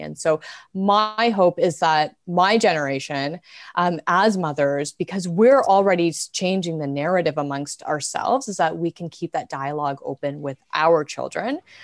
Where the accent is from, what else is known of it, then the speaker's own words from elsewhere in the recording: Canada; I have been born and raised in Canada.